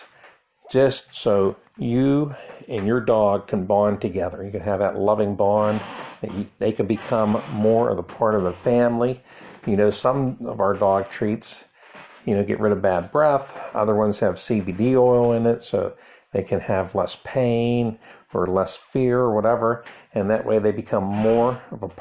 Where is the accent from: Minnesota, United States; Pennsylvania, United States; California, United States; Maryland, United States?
Pennsylvania, United States; Donora; I grew up in Donora, Pennsylvania